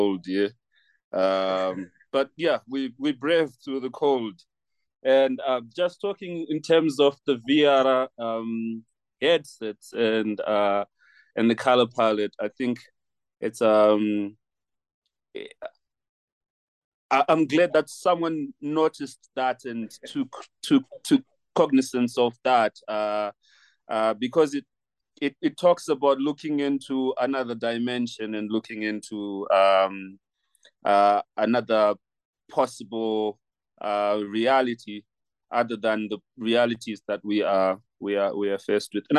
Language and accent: English; Harare, Zimbabwe; now in Lesotho; I was born in Harare, and I consider myself a Zimbabwean first and foremost. Like culturally, I'm Zimbabwean.